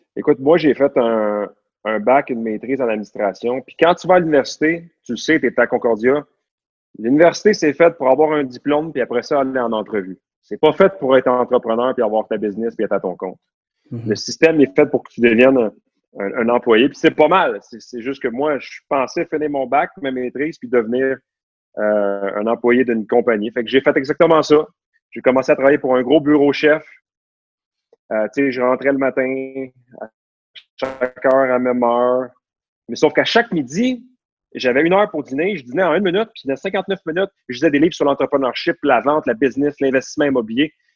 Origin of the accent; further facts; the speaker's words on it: Laval, Quebec, Canada; je suis né à Laval, j'ai grandi à Laval, à Vimont, proche de la Cité de la Santé